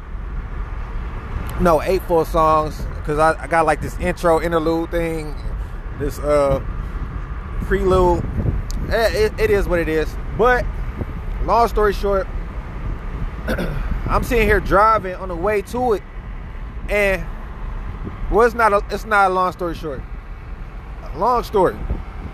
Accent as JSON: {"language": "English", "town": "Cleveland", "region": "Ohio", "country": "United States", "said": "I'm from Cleveland, Ohio"}